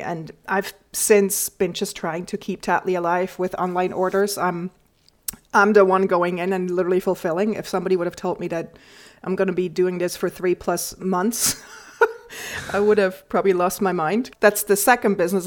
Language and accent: English; Switzerland; moved away as an adult; now in New York, United States; I grew up in the Swiss countryside and I moved to New York 20 years ago